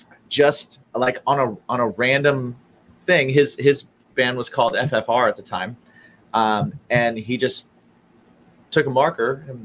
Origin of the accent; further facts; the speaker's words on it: Midwest, United States; now in New York, United States; because I'm not from New York. I moved here from the Midwest.